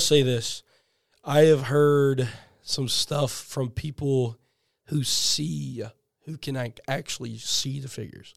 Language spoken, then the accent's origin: English; South Carolina, United States; now in Georgia, United States; I'm from South Carolina